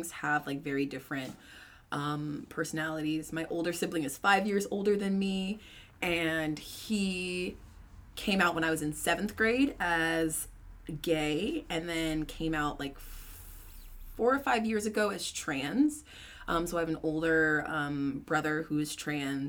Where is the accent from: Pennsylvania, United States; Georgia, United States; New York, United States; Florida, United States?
Georgia, United States; Atlanta; moved away as an adult; also born or lived in Columbia, South Carolina; I grew up outside of Atlanta and then lived in Columbia, South Carolina for school.